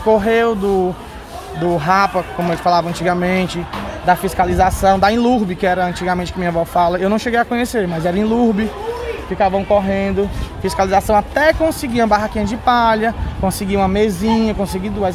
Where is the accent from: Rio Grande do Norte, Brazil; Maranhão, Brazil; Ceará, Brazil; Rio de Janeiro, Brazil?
Ceará, Brazil; Fortaleza; Nós somos cearenses, somos fortalezenses, somos nativos